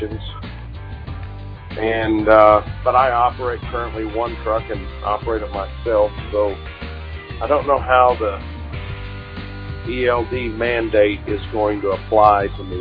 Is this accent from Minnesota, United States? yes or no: no; Yukon, Oklahoma, United States; I'm from Yukon, Oklahoma, and currently traveling through Tallulah